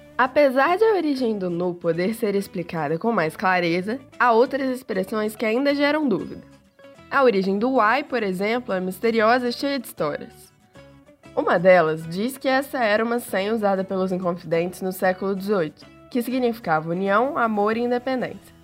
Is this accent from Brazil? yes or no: yes; Minas Gerais, Brazil; accent: mineiro; O nosso sotaque é considerado por muitos o mais lindo do país.